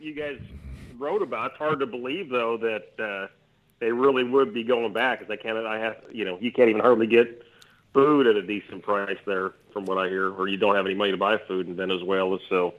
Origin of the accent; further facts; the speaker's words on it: North Dakota, United States; I'm from North Dakota, and that's the only state in the union that's got its own bank.